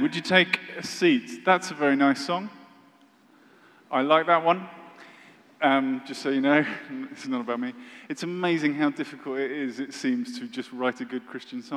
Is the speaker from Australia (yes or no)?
no; United Kingdom; I'm British